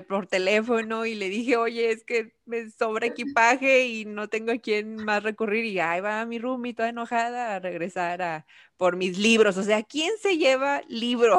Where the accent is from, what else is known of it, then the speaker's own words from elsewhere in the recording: Nuevo León, Mexico; soy de aquí de Nuevo León